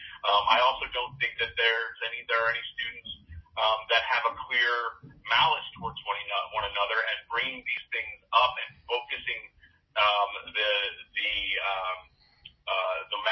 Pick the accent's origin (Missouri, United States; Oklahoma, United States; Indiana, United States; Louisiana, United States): Missouri, United States; Ferguson; I grew up in Ferguson, Missouri